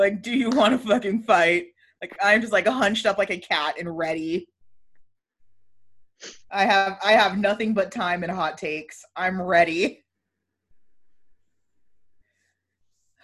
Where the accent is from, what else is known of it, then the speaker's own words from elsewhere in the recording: Arlington, Texas, United States; my hometown